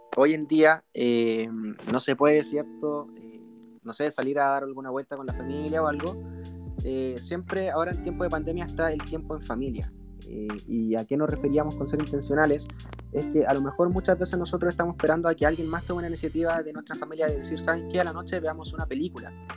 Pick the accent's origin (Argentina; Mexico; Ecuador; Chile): Chile; Concepción, Biobío; soy de la ciudad de Concepción